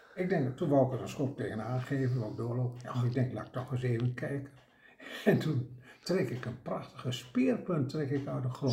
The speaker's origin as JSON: {"language": "Dutch", "region": "Drenthe", "country": "Netherlands", "accent": "Drents", "said": "ik ben een Drents"}